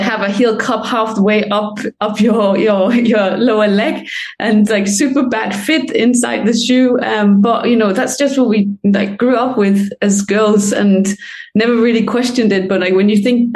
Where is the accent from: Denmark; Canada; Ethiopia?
Denmark; now in London, United Kingdom; I'm from Denmark, but I live in England